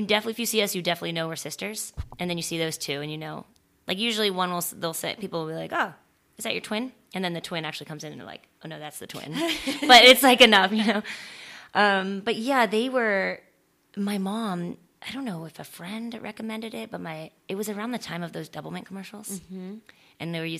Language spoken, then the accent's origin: English; Florida, United States; also born or lived in San Francisco, California / Louisiana; now in Los Angeles, United States; I was born in California. I was born in San Francisco and we moved when I was 2. So I don't remember any of it. And we moved to Florida, this small little town in Florida.